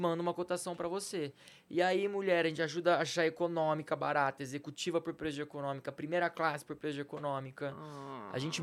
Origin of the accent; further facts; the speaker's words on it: Campinas, São Paulo, Brazil; also born or lived in Salvador; eu sou de Campinas